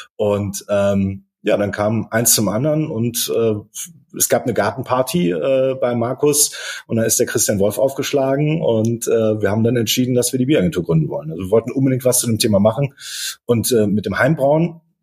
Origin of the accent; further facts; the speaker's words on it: Dortmund, North Rhine-Westphalia, Germany; Ich komme aus Dortmund, äh, bin gebürtiger Dortmunder